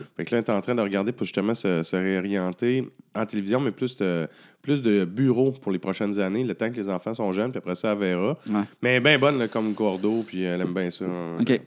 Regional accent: Abitibi, Quebec, Canada; je viens de la BTB

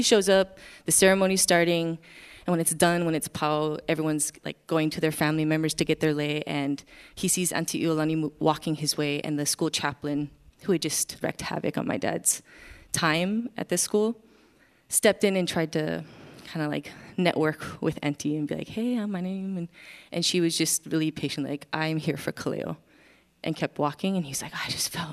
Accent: Wailuku, Hawaii, United States; moved away; I am from Wailuku, Maui.

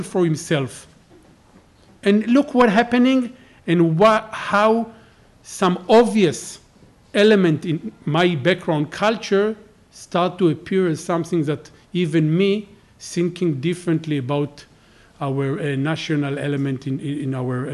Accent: Israel; I'm from Israel

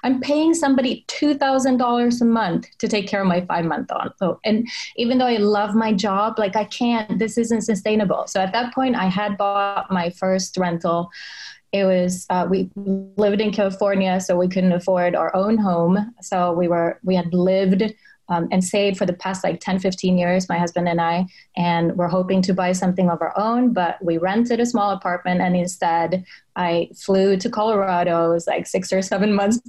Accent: Finland; English is a second language; moved away as an adult; also born or lived in Sweden / Silicon Valley; I worked my way up from Finland to Sweden to Silicon Valley. I'm Finnish, so English is my third language

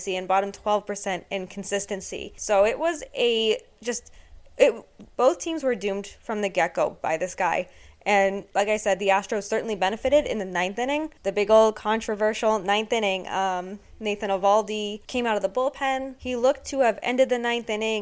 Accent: Boston, Massachusetts, United States; Born and raised in the Boston area, grew up a lifelong Red Sox fan

